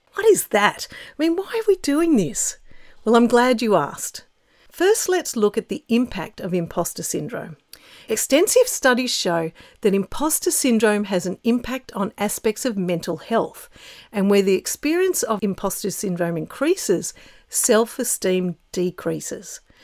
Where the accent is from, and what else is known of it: Australia